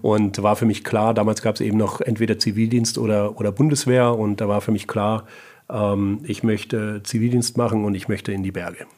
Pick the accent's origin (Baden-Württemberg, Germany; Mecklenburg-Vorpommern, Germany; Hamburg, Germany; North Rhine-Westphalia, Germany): Baden-Württemberg, Germany; Böblingen; also born or lived in Munich / California; now in Heilbronn, Germany; bin äh, ursprünglich aus Böblingen und jetzt seit äh, drei Jahren aber in, in Heilbronn.